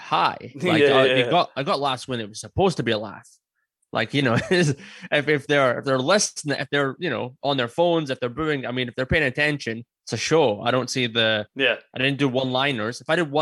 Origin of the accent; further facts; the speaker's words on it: Scotland, United Kingdom; I'm Scottish